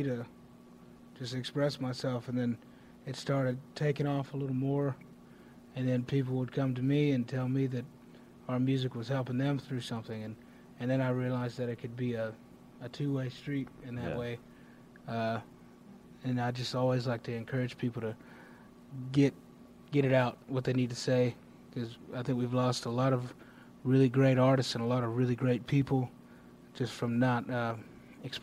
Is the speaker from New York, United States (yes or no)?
no; Greenville, South Carolina, United States; my hometown, Greenville, South Carolina